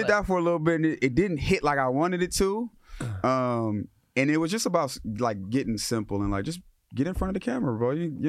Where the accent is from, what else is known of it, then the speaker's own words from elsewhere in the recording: Inglewood, California, United States; also born or lived in Los Angeles, California; I'm from Los Angeles, California. Born in Inglewood, Daniel Freeman. Grew up in Inglewood. I had an LA upbringing